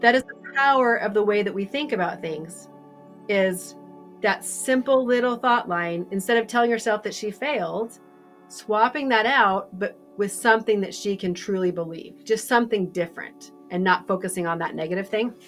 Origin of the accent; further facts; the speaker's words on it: Idaho, United States; We're from Idaho.